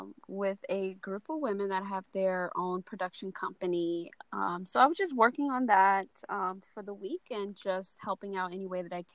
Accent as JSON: {"language": "English", "region": "New York", "country": "United States", "moved": "yes", "lives_now": "Los Angeles, United States", "said": "I'm from New York. I live in L.A. and, well, actually, I live both. Places back and forth."}